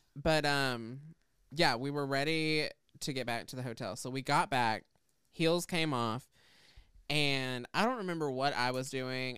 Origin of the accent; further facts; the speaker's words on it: the South, United States; I grew up in the South.